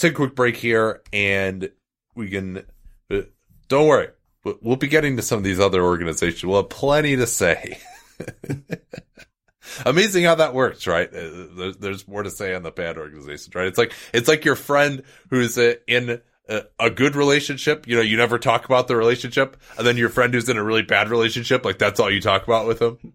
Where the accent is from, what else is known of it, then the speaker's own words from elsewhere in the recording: Chicago, Illinois, United States; I'm from Chicago.